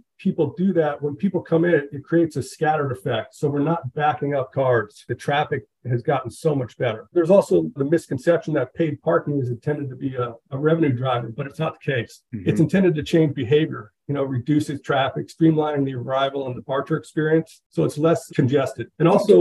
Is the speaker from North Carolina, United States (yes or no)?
no; Northern New Jersey, United States; moved away as an adult; also born or lived in Park City, Utah / Vail, Colorado; now in Vermont, United States; I grew up in Northern Jersey